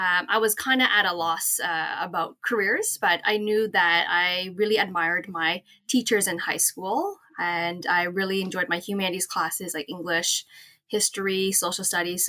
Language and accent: English; Toronto, Ontario, Canada; I am from Toronto, Ontario, Canada, born and raised